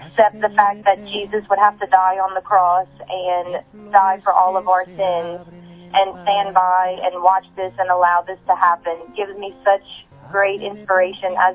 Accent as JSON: {"language": "English", "region": "Louisiana", "country": "United States", "said": "I'm from Louisiana in the United States"}